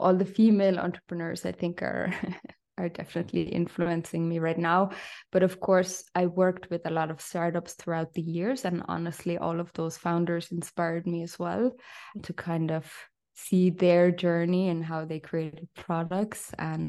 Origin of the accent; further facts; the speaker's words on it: Austria; also born or lived in Ireland; I know that's a bit of a mouthful. I'm half Irish, half Austrian. I grew up in both countries.